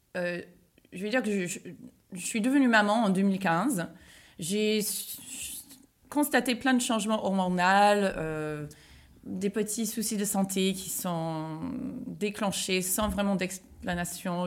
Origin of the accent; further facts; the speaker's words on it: United States; moved away; moi je suis américaine, je vivais aux États-Unis.